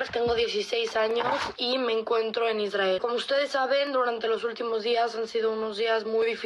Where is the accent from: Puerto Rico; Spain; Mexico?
Mexico; Somos cinco niños mexicanos que queremos regresar a México